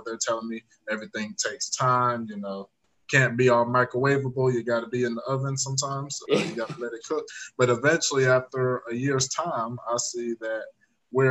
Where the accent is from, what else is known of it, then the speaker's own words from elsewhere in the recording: Atlanta, Georgia, United States; from Atlanta, Georgia